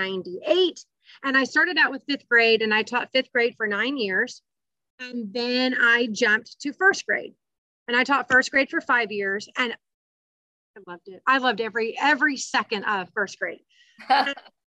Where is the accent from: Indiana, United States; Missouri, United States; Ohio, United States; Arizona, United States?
Indiana, United States; Evansville; I am from Evansville, Indiana